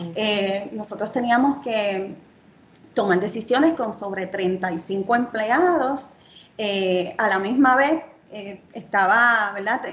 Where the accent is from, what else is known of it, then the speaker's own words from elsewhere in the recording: Yauco, Puerto Rico; vengo de Yauco a Puerto Rico